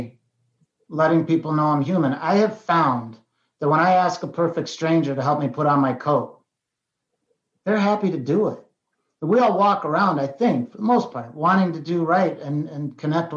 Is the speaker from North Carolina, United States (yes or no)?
no; Colorado, United States; moved away; also born or lived in Queens, New York / Ohio; Although I was born in Queens, New York, we moved out to a very rural mountain town in Colorado before Colorado was kind of the cool place to be